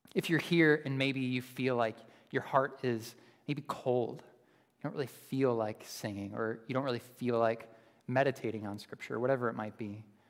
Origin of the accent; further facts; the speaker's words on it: Buffalo, New York, United States; moved away; I'm from Buffalo, so I'm a Bills fan.